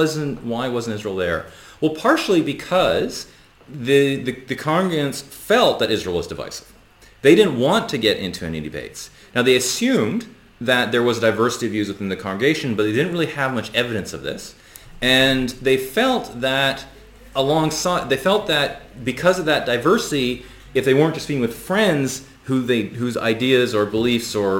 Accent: West Coast of Canada, Canada; I grew up in Canada on the West Coast

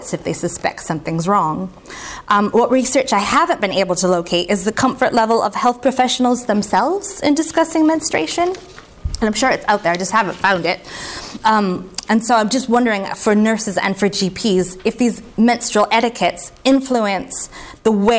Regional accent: United States; I'm American

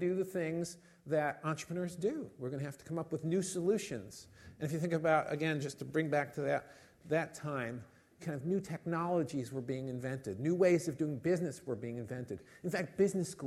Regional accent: United States; now in United Kingdom; I'm not British, as you've gathered. I'm American

